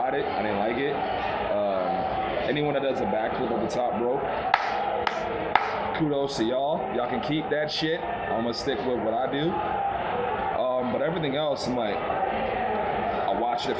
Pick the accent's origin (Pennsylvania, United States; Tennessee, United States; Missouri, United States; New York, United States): New York, United States; New York City; I am from Brooklyn.